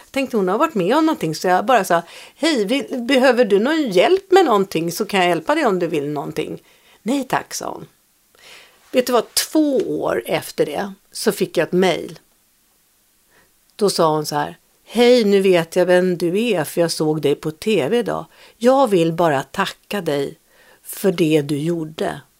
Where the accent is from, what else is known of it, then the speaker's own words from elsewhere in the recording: Norway; Swedish is a second language; now in Sweden; och så sa jag, ja, jag är ny här, jag kommer från Norge.